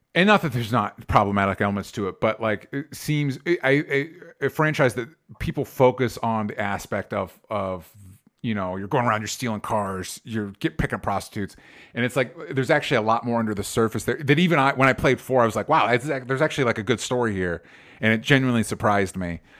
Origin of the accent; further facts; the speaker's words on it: Florida, United States; somebody that grew up in Florida, not Miami, but I grew up in Florida